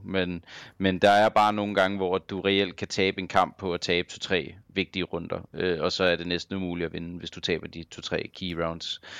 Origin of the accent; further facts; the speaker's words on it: Copenhagen, Capital Region of Denmark, Denmark; jeg er fra København